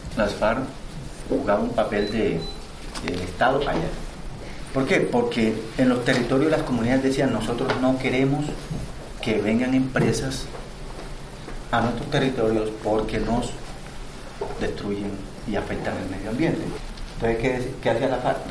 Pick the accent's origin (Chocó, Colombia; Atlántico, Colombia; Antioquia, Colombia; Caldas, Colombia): Chocó, Colombia; Bajo Atrato; Yo nací en el municipio de Uribe, hacia el norte, pero me crié en el Bajo Atrato, en el municipio de Río